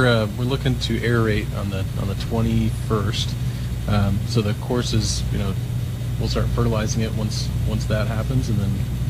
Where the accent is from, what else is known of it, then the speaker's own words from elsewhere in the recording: Iowa, United States; You know, we're from Iowa.